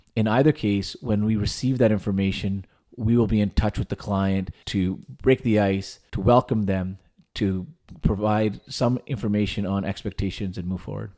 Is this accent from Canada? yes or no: yes; Vernon, British Columbia, Canada; moved away as an adult; moving back home to Vernon, which is my hometown